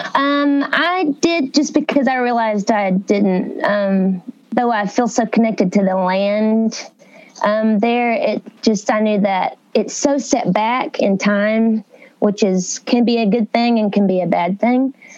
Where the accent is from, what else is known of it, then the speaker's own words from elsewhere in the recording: Uncertain, Texas, United States; moved away as an adult; now in Nashville, United States; I'm really from like East Texas